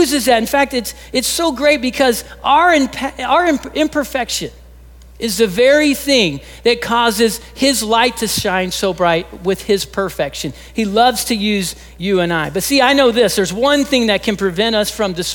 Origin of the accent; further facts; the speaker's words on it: Texas, United States; I'm originally from Texas